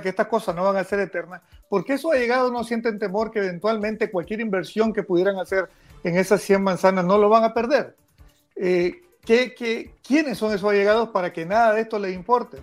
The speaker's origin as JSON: {"language": "Spanish", "country": "Nicaragua", "said": "como nicaragüense y como católico también"}